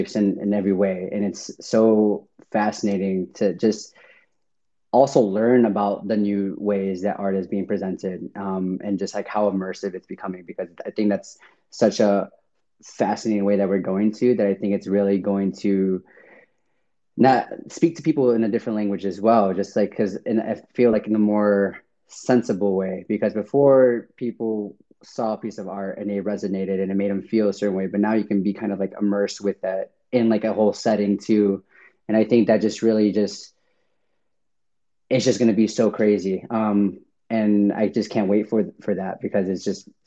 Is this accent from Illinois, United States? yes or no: yes; Chicago, Illinois, United States; I'm from Chicago